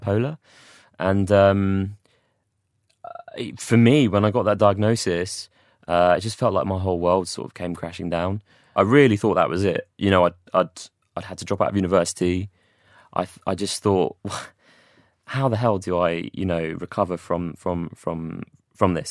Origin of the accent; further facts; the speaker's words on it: London, United Kingdom; moved away as an adult; also born or lived in Watford / Manchester; I'm from London originally